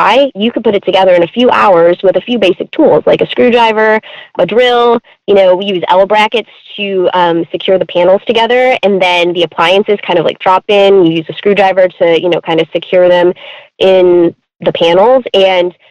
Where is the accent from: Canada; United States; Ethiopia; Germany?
United States; Michigan; moved away as an adult; also born or lived in Florida; now in Knoxville, United States; I grew up in Michigan, lived there for 30 years